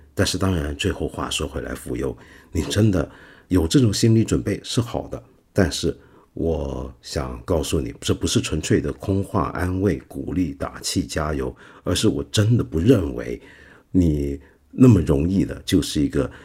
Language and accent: Chinese; China; 我们中国人